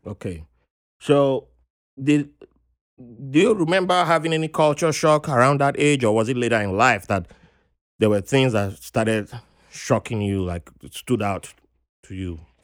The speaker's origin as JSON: {"language": "English", "country": "Nigeria", "tie": "born or raised there", "also_born_or_lived": "Virginia, United States", "moved": "as an adult", "lives_now": "New York, United States", "said": "growing up in Nigeria, you had to go cut grasses"}